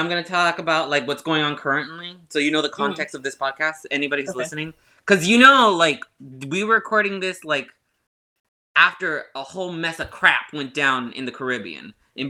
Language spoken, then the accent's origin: English; United States; Well, I am American, mm-hmm. but I'm first generation